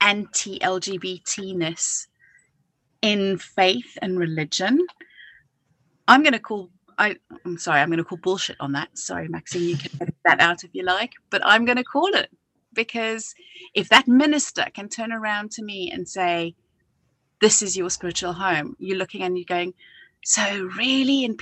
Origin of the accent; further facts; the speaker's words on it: South Africa; now in United Kingdom; growing up in South Africa